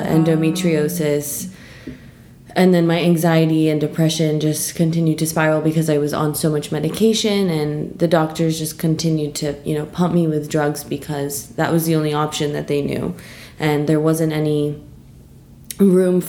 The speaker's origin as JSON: {"language": "English", "town": "New York City", "region": "New York", "country": "United States", "tie": "born or raised there", "moved": "as an adult", "lives_now": "London, United Kingdom", "said": "I'm from New York."}